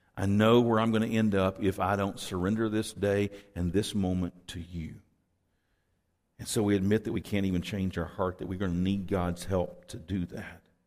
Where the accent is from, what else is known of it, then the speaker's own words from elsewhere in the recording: Texas, United States; I'm from Texas